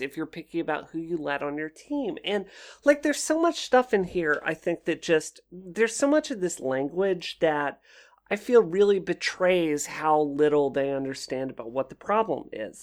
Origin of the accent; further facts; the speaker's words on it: Mississippi, United States; moved away as an adult; also born or lived in Washington, D.C.; I grew up in Mississippi